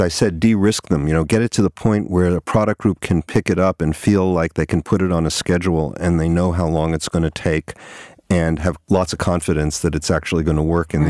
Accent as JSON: {"language": "English", "region": "New York", "country": "United States", "tie": "born or raised there", "also_born_or_lived": "Toronto, Canada / Boston, Massachusetts", "moved": "as an adult", "said": "I grew up on the East Coast, yeah, in New York"}